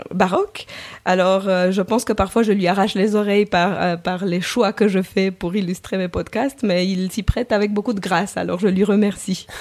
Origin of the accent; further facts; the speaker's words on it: Romania; moved away as an adult; now in Geneva, Switzerland; je suis roumaine, le esco à la fin du nom le trahit